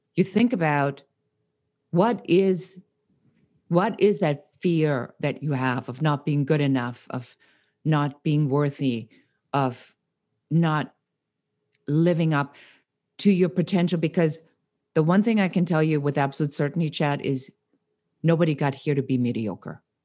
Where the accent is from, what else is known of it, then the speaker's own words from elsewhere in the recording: Nuremberg, Bavaria, Germany; moved away; also born or lived in Munich; I'm born in Munich and I grew up in Nuremberg.